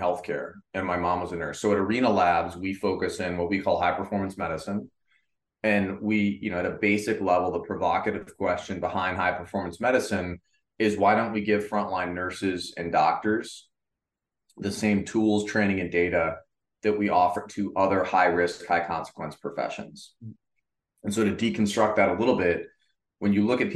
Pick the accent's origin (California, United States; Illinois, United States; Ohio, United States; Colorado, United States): Ohio, United States; Cleveland; when I grew up, I was from Cleveland, Ohio, and was very fortunate as a kid